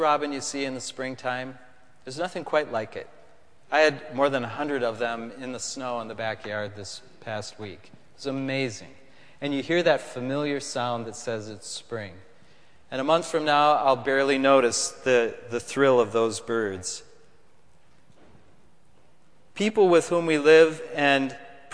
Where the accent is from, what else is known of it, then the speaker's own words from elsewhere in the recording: Minnesota, United States; moved away as an adult; now in Connecticut, United States; I come from Minnesota